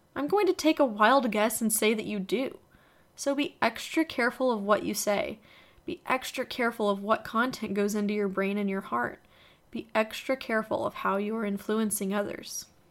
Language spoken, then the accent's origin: English; Texas, United States; I am a Texan.